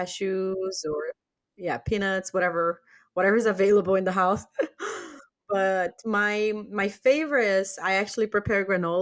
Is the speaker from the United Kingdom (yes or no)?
no; Brazil; English is a second language; I can't eat Brazilian nuts. And it's funny because I'm from Brazil.